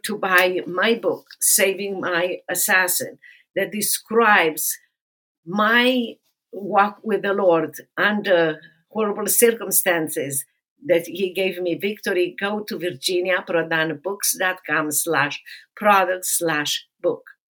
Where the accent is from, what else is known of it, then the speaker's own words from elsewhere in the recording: Romania; moved away as an adult; now in United States; I grew up in Romania and socialist communist Romania